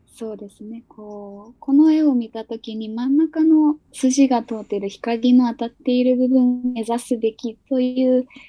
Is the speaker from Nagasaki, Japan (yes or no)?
yes; Nagasaki, Japan; 私が出身が長崎県なので